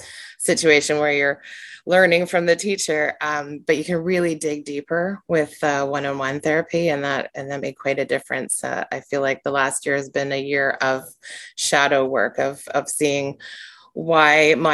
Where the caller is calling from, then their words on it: Victoria, British Columbia, Canada; and I am joining you from the traditional territory of the Lekwungen people, which is Vic West is where I am in British Columbia.